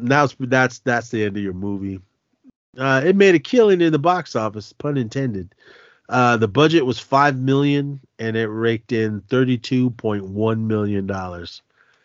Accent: Oakland, California, United States; I grew up in Oakland

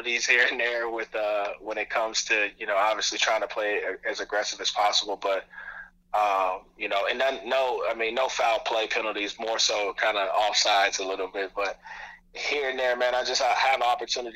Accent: Dayton, Ohio, United States; I grew up in Dayton, Ohio, went to Wayne High School.

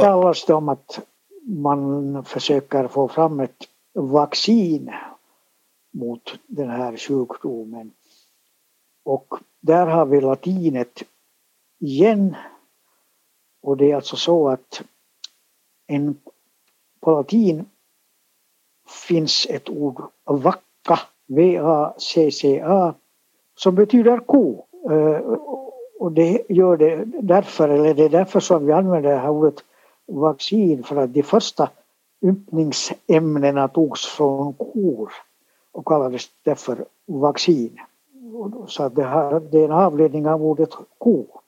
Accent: Finland; first language Swedish; jag har ju alltså vuxit upp i ett helt svenskspråkigt hem med svenskspråkiga föräldrar och vi talade bara svenska och jag har gått i svenskspråkig dagis, alltså här i Finland

